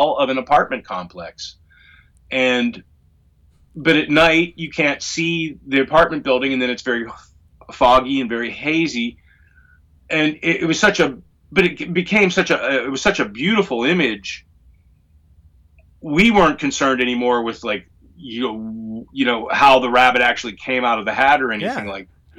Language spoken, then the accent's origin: English; Pittsburgh, Pennsylvania, United States; the hill I grew up on in Pittsburgh